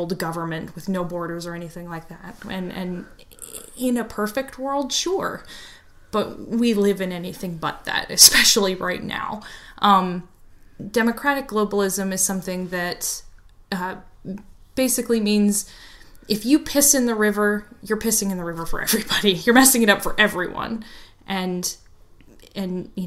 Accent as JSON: {"language": "English", "region": "Arizona", "country": "United States", "tie": "born or raised there", "said": "I kind of grew up here"}